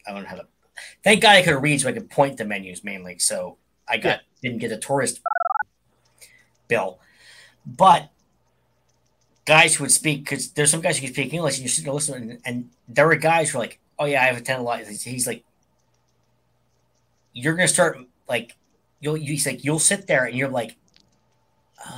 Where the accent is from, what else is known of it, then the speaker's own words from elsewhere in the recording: Pittsburgh, Pennsylvania, United States; I am from Pittsburgh, the actual Western Pennsylvania